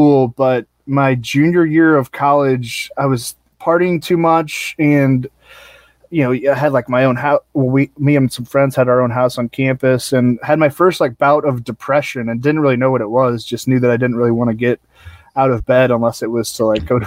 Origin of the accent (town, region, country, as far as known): St. Louis, Missouri, United States; born or raised there; also born or lived in Alexandria, Virginia / Arlington, Virginia / Dayton, Ohio